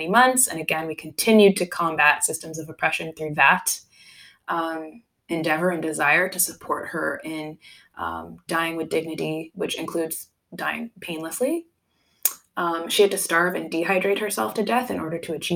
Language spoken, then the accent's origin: English; Canada; I was born and raised in Canada